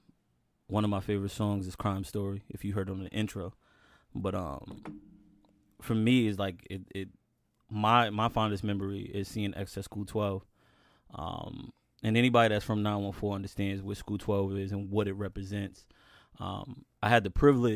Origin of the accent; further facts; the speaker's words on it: Yonkers, New York, United States; I'm from Yonkers.